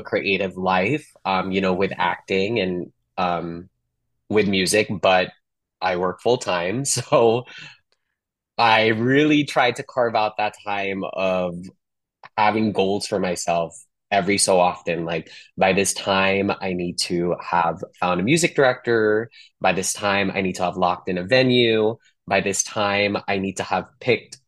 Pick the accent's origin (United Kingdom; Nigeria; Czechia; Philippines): Philippines; Manila, Metro Manila; moved away as an adult; now in Los Angeles, United States; growing up in Manila all the way to the last 10 years here in Los Angeles